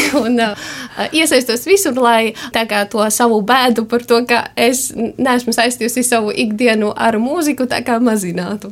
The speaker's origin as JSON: {"language": "Latvian", "area": "Salnava parish, Kārsava area", "region": "Latgale", "country": "Latvia", "said": "Es esmu no Salnovas pagasta. Nu, tas ir Kārsavas pusē"}